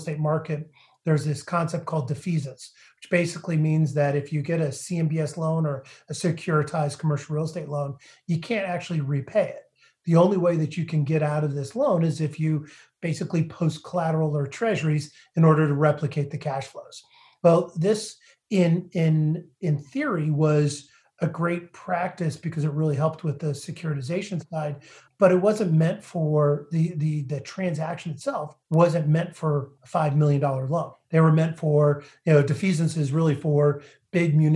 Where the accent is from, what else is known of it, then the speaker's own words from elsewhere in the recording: New Hampshire, United States; I grew up in New Hampshire, part of a real estate family